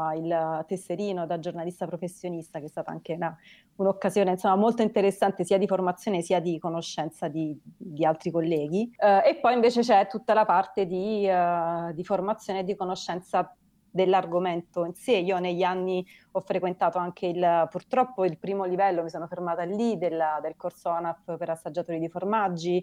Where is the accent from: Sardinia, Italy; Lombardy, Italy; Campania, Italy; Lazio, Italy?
Campania, Italy; Naples; now in Rome, Italy; io, io, e Alessandra siamo napoletane, Alessandra vive a Napoli, io vivo a Roma